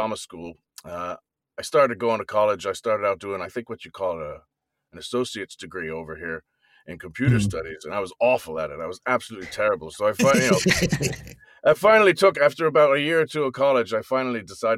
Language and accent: English; Ireland; also born or lived in New Jersey, United States / London, United Kingdom; now in New York, United States; I was born in New Jersey, but I grew up in Ireland